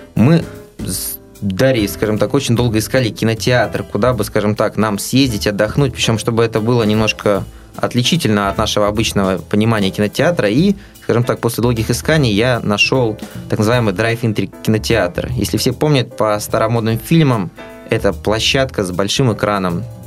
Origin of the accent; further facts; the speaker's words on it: Russia; мы из России